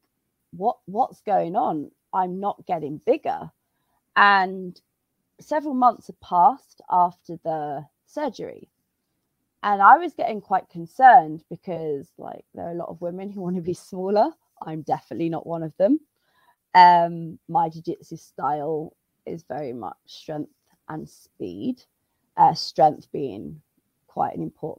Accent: United Kingdom; now in Madrid, Spain; I'm British, but I'm based in Madrid

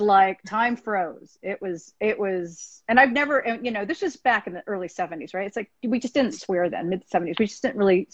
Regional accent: United States; I'm Asian American

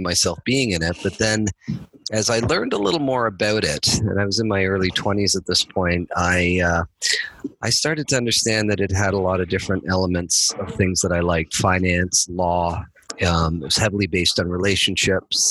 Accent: Toronto, Ontario, Canada; now in Burlington, Canada; I grew up in Toronto, and I still live in Toronto today. I live outside of Toronto actually now, but in Burlington.

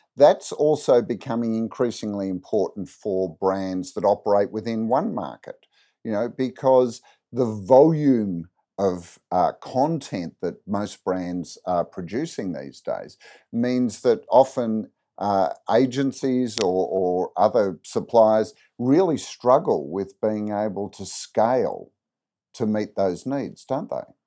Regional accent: Australia; growing up in Australia

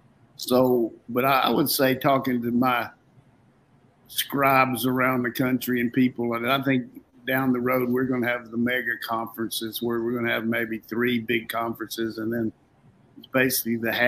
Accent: Burlington, North Carolina, United States; moved away; when I was growing up in Burlington

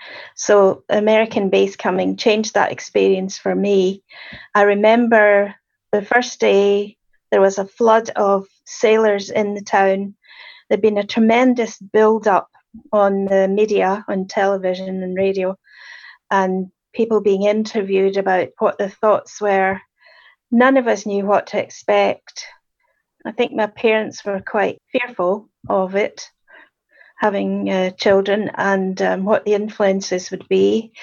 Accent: Dunoon, Scotland, United Kingdom; I was born in Dunoon and grew up in Dunoon.

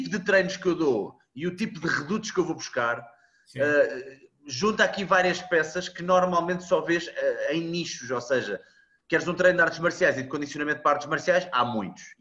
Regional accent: Coimbra, Centro, Portugal; also born or lived in Mozambique; Não, eu sou de Coimbra.

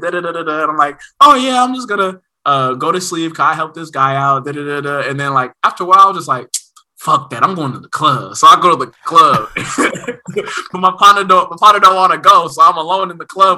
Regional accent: Oakland, California, United States; Nigeria inside the house and then Oakland outside

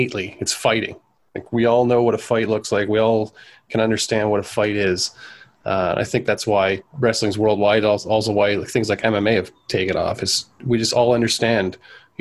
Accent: Canada; us being Canadian boys

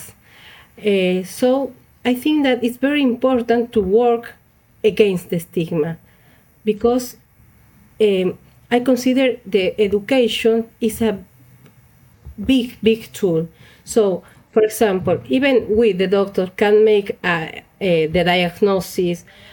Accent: Bolivia; now in Buenos Aires, Argentina; I was born in Bolivia, but I have been living in Buenos Aires, Argentina for 70 years

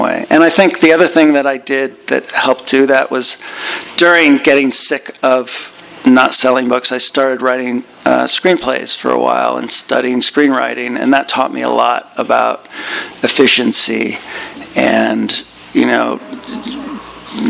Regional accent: Northern California, United States; I grew up in Northern California in the 1970s

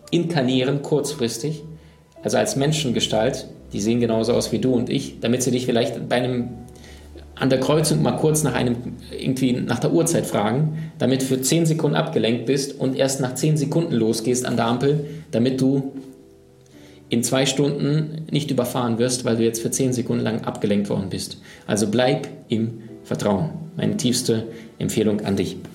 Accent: Siberia, Russia; born there; Ähm, meine Oma lebt in Sibirien. Ähm, deswegen auch, ich bin in Sibirien geboren.

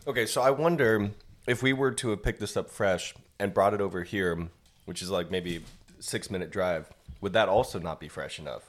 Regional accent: California, United States; now in Austin, United States; I'm from California originally

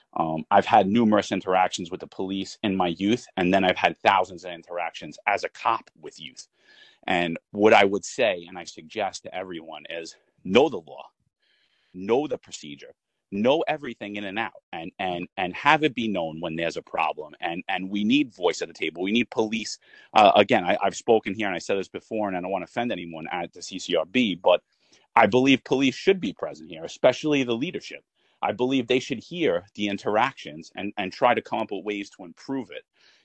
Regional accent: Staten Island, New York, United States; I'm a retired lieutenant. I served 18 years in the NYPD. I grew up in Staten Island.

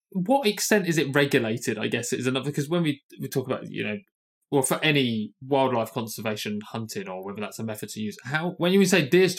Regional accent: United Kingdom; I'm British, so maybe I'm obsessed with class

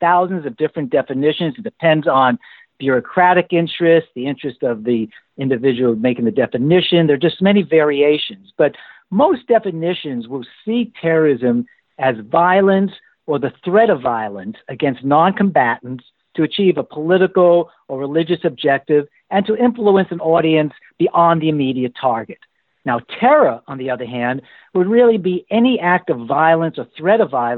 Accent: New York, United States; moved away as an adult; also born or lived in Berkeley, California / Indiana / Los Angeles, California; Well, I'm originally from New York

